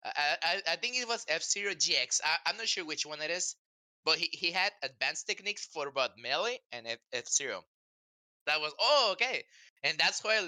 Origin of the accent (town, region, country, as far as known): Mexico; born or raised there; English is a second language